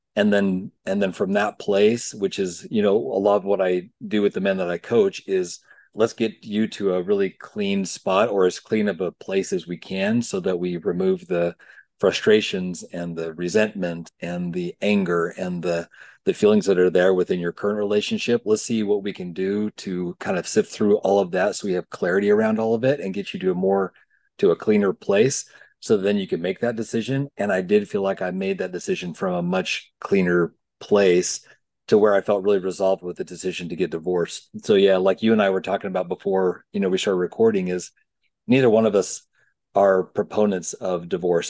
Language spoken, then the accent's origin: English; Provo, Utah, United States; I grew up in Provo, Utah